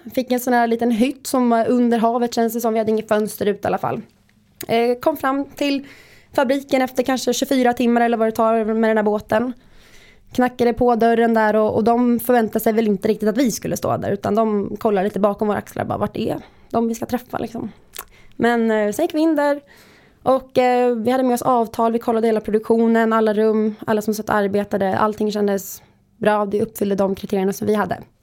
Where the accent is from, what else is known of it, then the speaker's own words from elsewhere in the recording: Visby, Gotland, Sweden; jag är från Gotland, från Visby, har bott där hela mitt liv